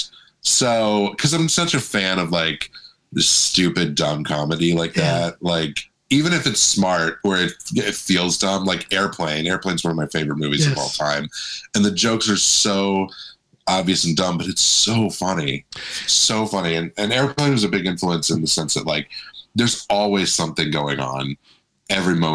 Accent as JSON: {"language": "English", "town": "Orlando", "region": "Florida", "country": "United States", "tie": "born or raised there", "also_born_or_lived": "Daytona Beach, Florida", "moved": "yes", "lives_now": "Los Angeles, United States", "said": "grew up in Orlando, was there until I moved here."}